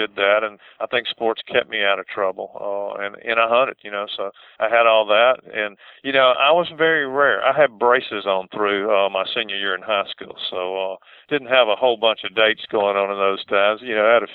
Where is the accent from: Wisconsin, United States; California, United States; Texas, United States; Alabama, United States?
Alabama, United States; Montgomery; Montgomery, my hometown here